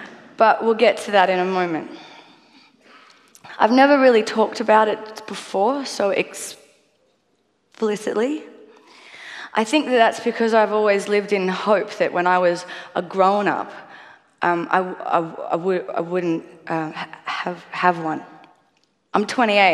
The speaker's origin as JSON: {"language": "English", "country": "Australia", "said": "I am a musician from Australia."}